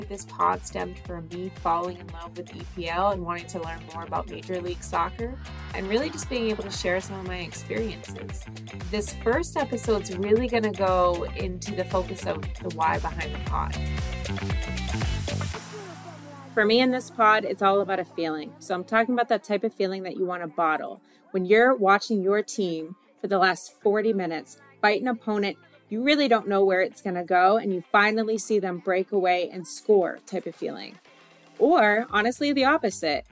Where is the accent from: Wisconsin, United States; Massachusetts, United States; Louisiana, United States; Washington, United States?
Massachusetts, United States; Boston; I am an American woman from the Northeast, specifically from the Boston area